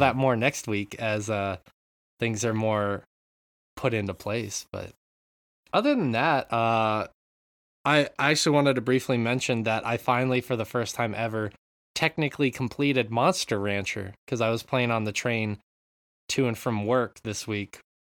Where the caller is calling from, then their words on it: Japan; I'm calling in from Japan